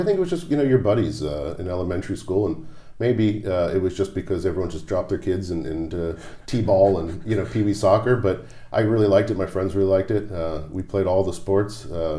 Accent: New Jersey, United States; moved away; South Jersey, over the bridge from Philadelphia. So it's more of a Philadelphia suburb.

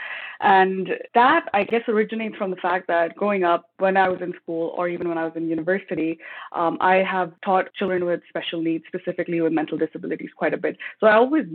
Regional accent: Pakistan; moved away as an adult; also born or lived in United States / Texas; now in Canada; In my ethnic background, I'm originally from Pakistan

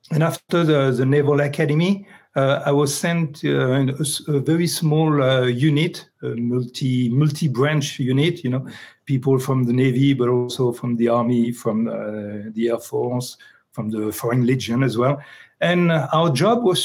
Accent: Paris, Île-de-France, France; accent: French; English is a second language; moved away as an adult; also born or lived in Tahiti; I'm French, I grew up in Paris

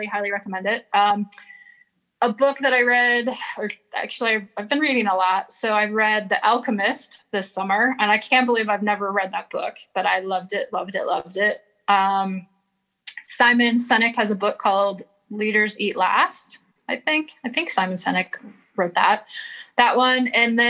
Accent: Flint, Michigan, United States; Growing up in Flint, we had an IHL hockey team called the Flint Generals.

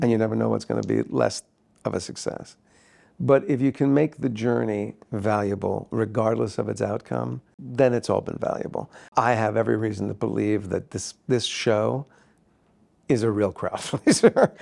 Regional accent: New Jersey, United States; I grew up in New Jersey

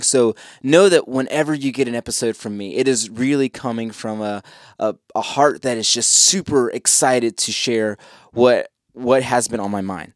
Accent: Columbus, Ohio, United States; moved away as an adult; now in Charlotte, United States; I left my home state. I left, I left Columbus, Ohio

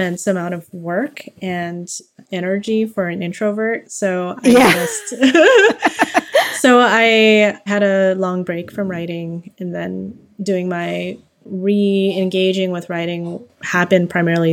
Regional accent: Los Angeles, California, United States; I was born and raised in Los Angeles, California

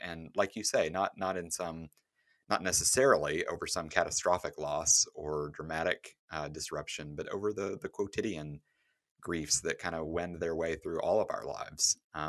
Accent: the South, United States; I grew up in the South with a kind of Christianity and stoicism culture

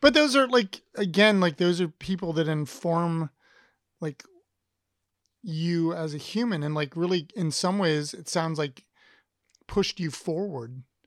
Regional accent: Columbus, Ohio, United States; I come from Columbus, so, which is bigger city than most people think that it is

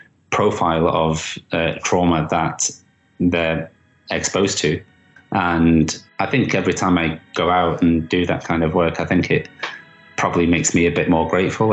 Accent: Manchester, North West England, United Kingdom; in Manchester, in my hometown.

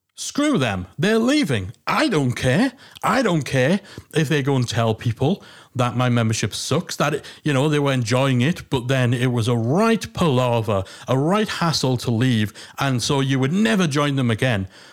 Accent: Newcastle upon Tyne, North East England, United Kingdom; accent: Geordie; the Geordie accent

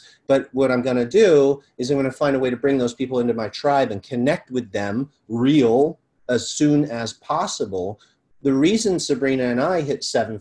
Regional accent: Malibu, California, United States; growing up in Malibu

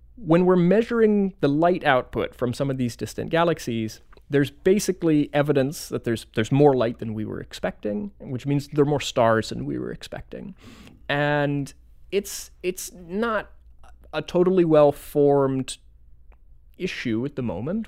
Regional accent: Florida, United States; now in Madison, United States; originally from Florida

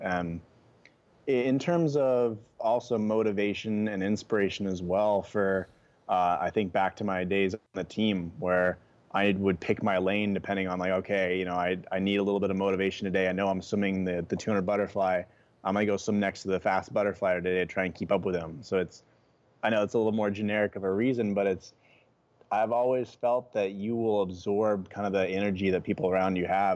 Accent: Oregon, United States; moved away as an adult; now in Hawaii, United States; I grew up in Oregon, and that's where my, like, passion for the outdoors started

